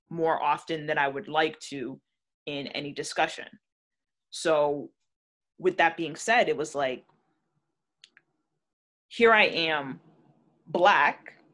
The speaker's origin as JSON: {"language": "English", "country": "Jamaica", "said": "If, if I straighten my hair and put in weave and you know go blonde, I'm still Jamaican."}